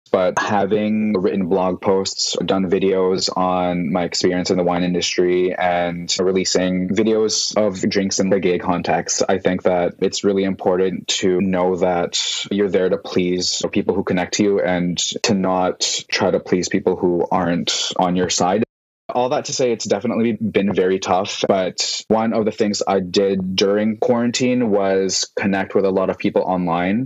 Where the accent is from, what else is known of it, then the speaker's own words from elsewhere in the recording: Vancouver, British Columbia, Canada; moved away as an adult; now in San Francisco, United States; I was born and raised in Vancouver, and then I moved to San Francisco in 2016.